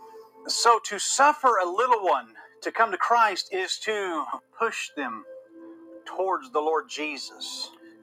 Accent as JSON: {"language": "English", "town": "Atlanta", "region": "Georgia", "country": "United States", "tie": "born or raised there", "said": "growing up in Metro Atlanta"}